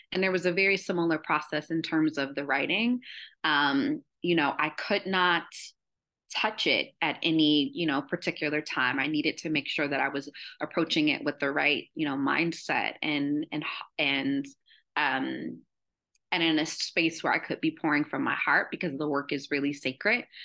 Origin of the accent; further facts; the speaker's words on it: Columbus, Ohio, United States; I'm from Columbus, Ohio